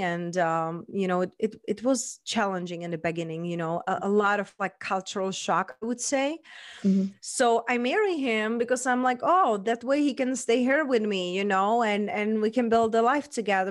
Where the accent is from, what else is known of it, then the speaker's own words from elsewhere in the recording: Czechia; accent: mixed; English is a second language; moved away as an adult; also born or lived in London / Spain; now in Las Vegas, United States; So raised and born, I was in Czech Republic